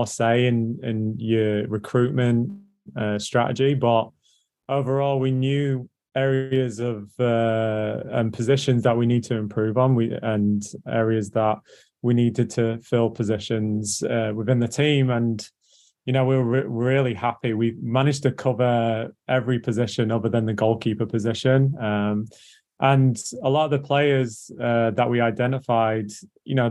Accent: England, United Kingdom; now in Orlando, United States; as you can tell by my voice, I'm English

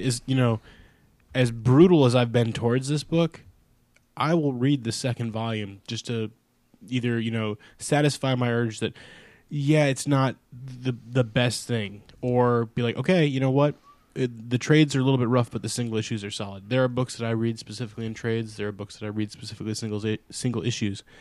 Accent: United States; I grew up about eh, an hour east of Chicago

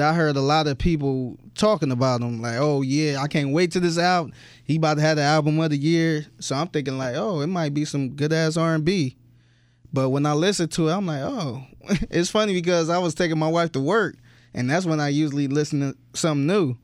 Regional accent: Cleveland, Ohio, United States; moved away; I was from Cleveland

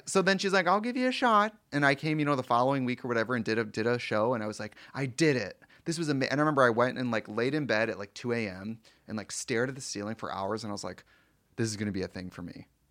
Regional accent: Milwaukee, Wisconsin, United States; moved away; I'm from Milwaukee

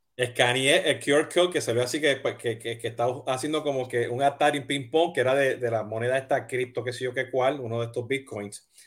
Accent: Puerto Rico; soy boricua

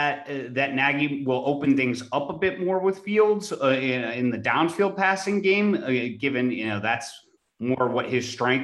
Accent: Ohio, United States; I grew up in Ohio State country.

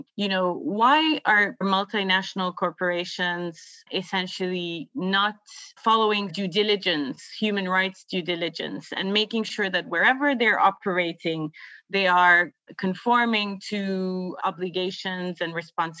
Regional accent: Palestine; now in Dublin, Ireland; I'm from Palestine, but I am currently based in Dublin. Growing up in Palestine

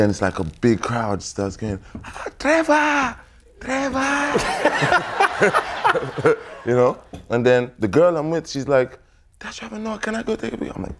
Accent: Nigeria; also born or lived in South Africa; I'm from Nigeria and like I used to spend a lot of time in South Africa

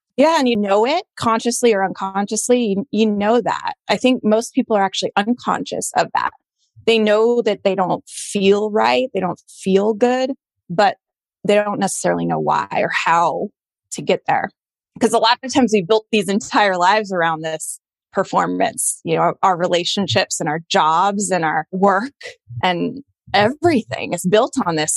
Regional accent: Colorado, United States; moved away as an adult; also born or lived in Boston; I grew up in Colorado in a pretty white bread suburban town

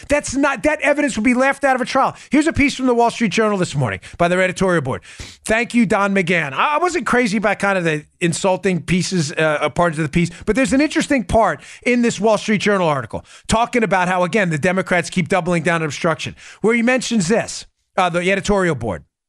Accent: New York, United States; I grew up in New York

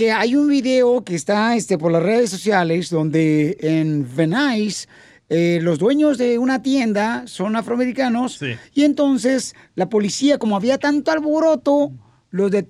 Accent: Michoacán, Mexico; los hombres más fieles somos de Michoacán. Y se lo juro por mis dos esposas.

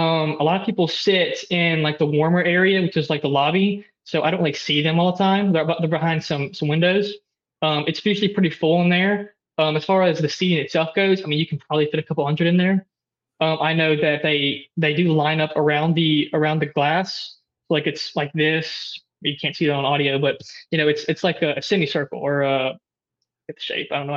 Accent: Oxford, Mississippi, United States; I'm from Oxford, but, you know, I know a lot of people who are here because they just, it's the environment, really.

